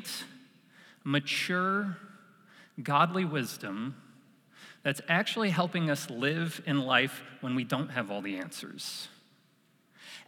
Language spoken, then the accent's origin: English; New York, United States; moved away as an adult; growing up in New York